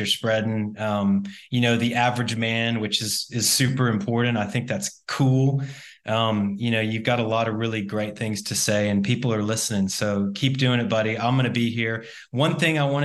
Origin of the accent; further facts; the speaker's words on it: Austin, Texas, United States; Austin's a really neat place, and that's my hometown.